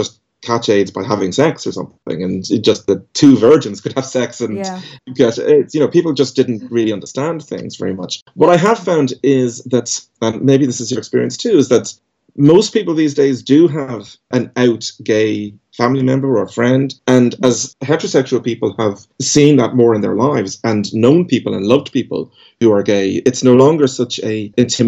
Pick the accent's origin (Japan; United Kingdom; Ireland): Ireland; Dublin, Leinster; I grew up in Dublin